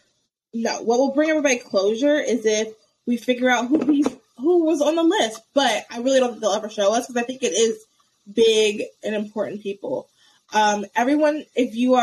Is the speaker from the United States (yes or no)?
yes; United States; being an American